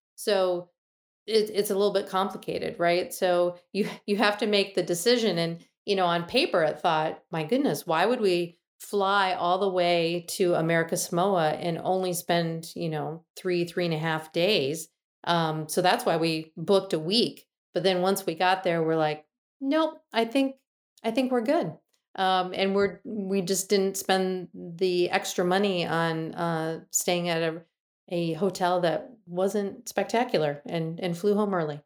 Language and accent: English; Michigan, United States; I'm from Michigan and I'm used to what these landscapes look like